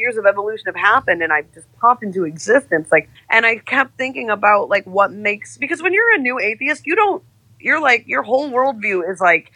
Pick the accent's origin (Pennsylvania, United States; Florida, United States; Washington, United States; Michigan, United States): Michigan, United States; also born or lived in Atlanta; now in San Francisco, United States; I grew up in Michigan. My family goes back there generations.